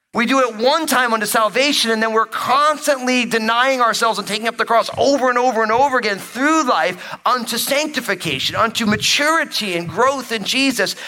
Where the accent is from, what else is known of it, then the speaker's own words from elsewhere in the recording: New Jersey, United States; now I grew up in New Jersey, but my whole family is from New York